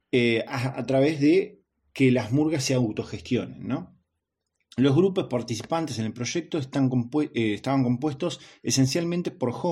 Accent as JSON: {"language": "Spanish", "region": "Córdoba", "country": "Argentina", "said": "Yo soy un cordobés, yo soy un cordobés de, las altas serranías cordobesas."}